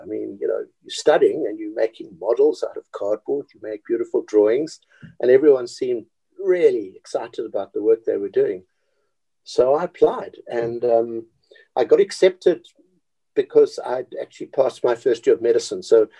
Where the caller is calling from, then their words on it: Cape Town, Western Cape, South Africa; I'm speaking from Cape Town, from my home, because my office is closed down now and we're working at home.